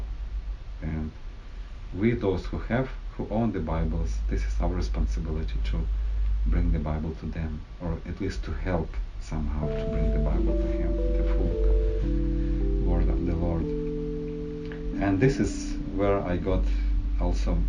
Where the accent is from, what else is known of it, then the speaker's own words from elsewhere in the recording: Western Ukraine, Ukraine; I was born in Western Ukraine, and during the Soviet Union times